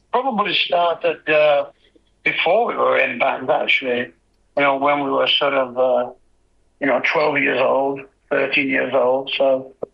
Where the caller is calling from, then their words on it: Yorkshire and the Humber, United Kingdom; I'm coming in from Yorkshire in England.